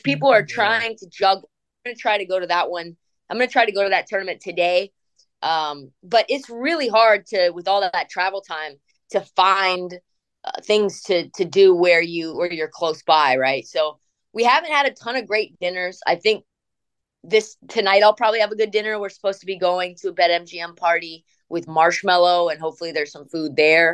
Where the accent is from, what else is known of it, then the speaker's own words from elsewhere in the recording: Portland, Oregon, United States; I grew up in Portland. So I am a live for the Portland Trailblazer fan